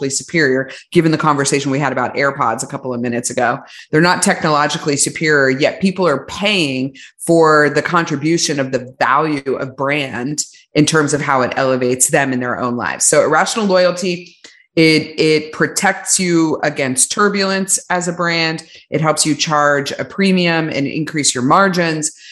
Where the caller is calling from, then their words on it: Austin, Texas, United States; I'm on the very edge of the earth at Austin, Texas right now.